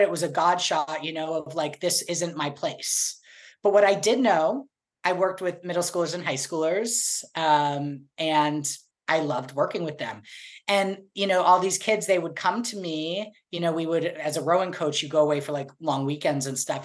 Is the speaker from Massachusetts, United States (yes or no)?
yes; Boston, Massachusetts, United States; now in Sherman Oaks, United States; I'm from Boston and I lived the majority of my life in Boston